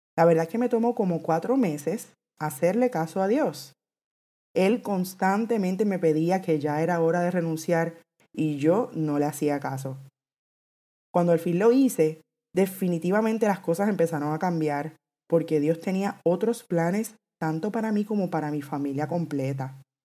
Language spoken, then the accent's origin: Spanish; Puerto Rico; soy puertorriqueña, actualmente vivo en Puerto Rico